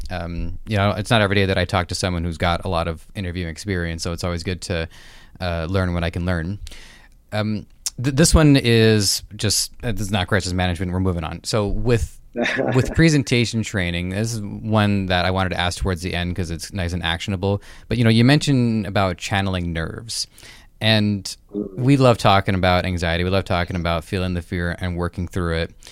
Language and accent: English; Canada; It just shows I'm Canadian.